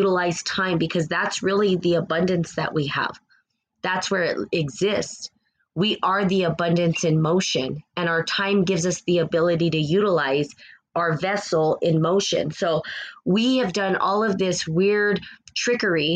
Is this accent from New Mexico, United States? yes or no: yes; New Mexico, United States; the accent that you're hearing is actually from New Mexico. Born and raised in New Mexico, the land of the aliens.